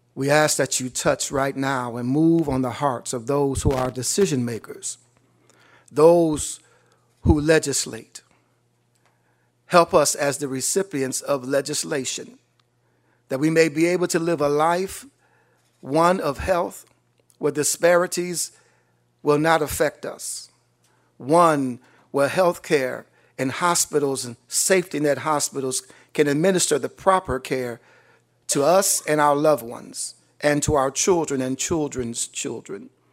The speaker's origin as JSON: {"language": "English", "region": "Western New York", "country": "United States", "said": "I am from Western New York"}